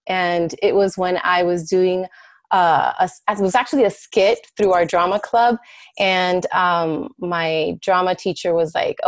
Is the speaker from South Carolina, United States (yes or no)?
no; Miami, Florida, United States; first language Spanish; English is a second language; moved away as an adult; now in Chicago, United States; I was born and raised in Miami, Florida